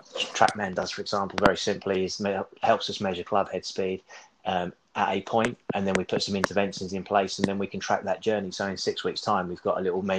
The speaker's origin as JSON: {"language": "English", "area": "Kent", "region": "South East England", "country": "United Kingdom", "tie": "born or raised there", "said": "I grew up in Kent"}